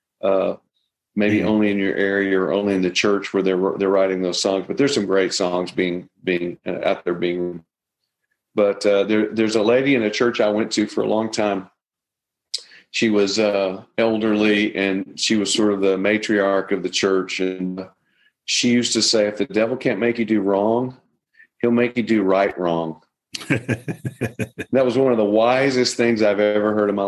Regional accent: Nashville, Tennessee, United States; I grew up in Nashville

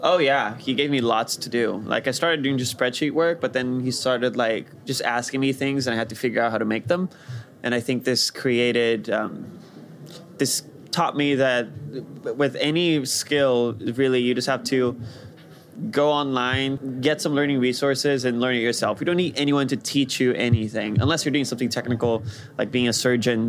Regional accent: Rio de Janeiro, Brazil; moved away; I grew up in Brazil in Rio de Janeiro

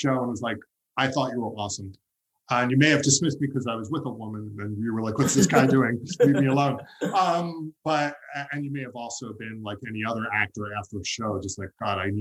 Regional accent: New York, United States; as a New Yorker

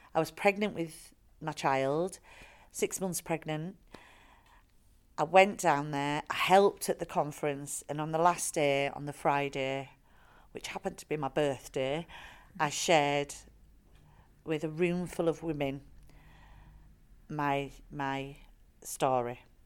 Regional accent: Bradford, Yorkshire and the Humber, United Kingdom; I am a white working class woman from Bradford, very proud of my working class roots.

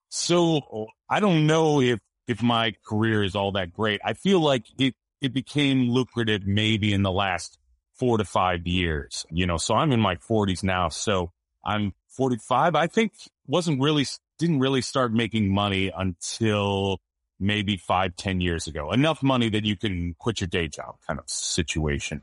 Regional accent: Seattle, Washington, United States; also born or lived in Los Angeles; Seattle's my hometown

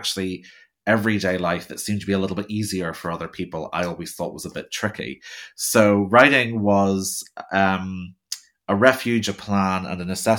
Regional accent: Belfast, Northern Ireland, United Kingdom; So I was born in Belfast in Northern Ireland. We lived in a village outside Belfast. And I went to Sunday school and I loved the Bible stories.

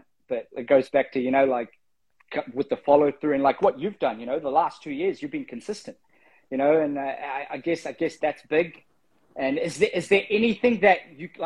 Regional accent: Fiji; Being Pacifica, I'm from Fiji

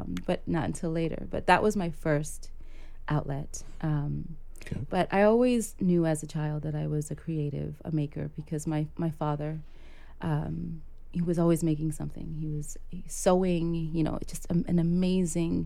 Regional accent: New York City, New York, United States; also born or lived in Port-au-Prince, Haiti / Harlem, New York; I am a Brooklynite, I consider myself to be, because I've been here since I was five.

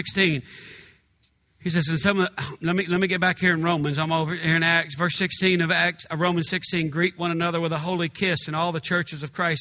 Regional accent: United States; I'm from America, the United States

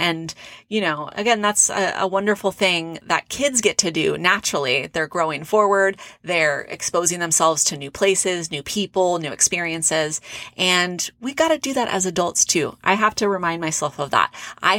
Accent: California, United States; close to where I grew up in Orange County, California. And it's always fun to go back. Love living in Arizona

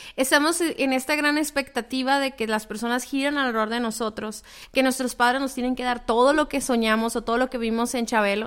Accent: Mexico; el trasfondo cultural que tenemos todos como mexicanos

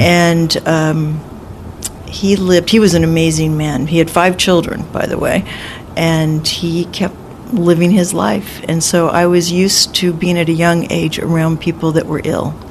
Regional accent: Los Angeles, California, United States; also born or lived in Newport Beach, California; I was born and raised in Los Angeles

